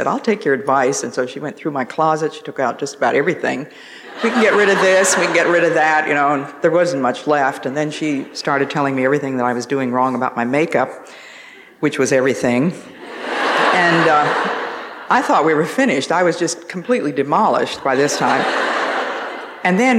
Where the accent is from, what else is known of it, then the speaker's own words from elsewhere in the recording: Northeast, United States; accent: Northeast; my Northeast accent